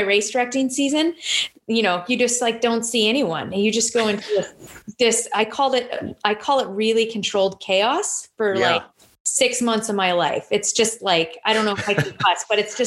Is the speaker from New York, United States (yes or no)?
no; Temecula, California, United States; I grew up out in Temecula.